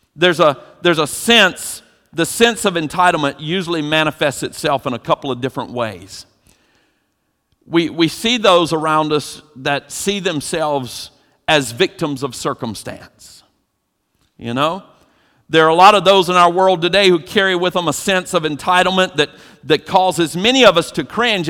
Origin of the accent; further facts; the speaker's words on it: Eastern North Carolina, United States; growing up in Eastern North Carolina